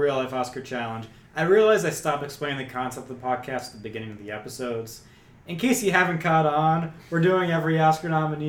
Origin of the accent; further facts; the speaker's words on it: Wisconsin, United States; I'm from Wisconsin, apparently.